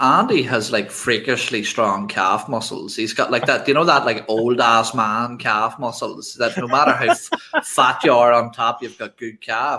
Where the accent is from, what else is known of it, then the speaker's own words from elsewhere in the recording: Ireland; It's because I'm Irish. You're allowed to curse when you're Irish.